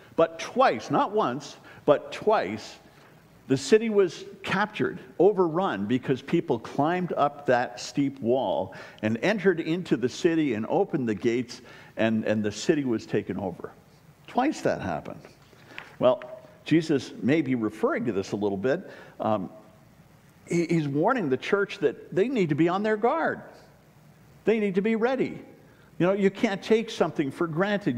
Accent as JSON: {"language": "English", "town": "Waynesboro", "country": "United States", "said": "I'm from Waynesboro"}